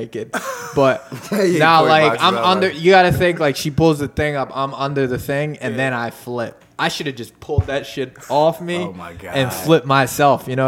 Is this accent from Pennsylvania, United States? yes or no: yes; Philadelphia, Pennsylvania, United States; I'm that nigga from South Philly